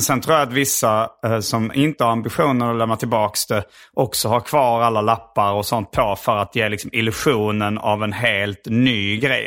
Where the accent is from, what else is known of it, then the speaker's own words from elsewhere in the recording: Hjärup, Skåne, Sweden; där jag växte upp i Hjärup